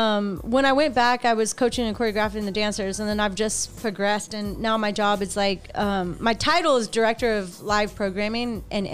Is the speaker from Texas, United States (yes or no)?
yes; Houston, Texas, United States; born or raised there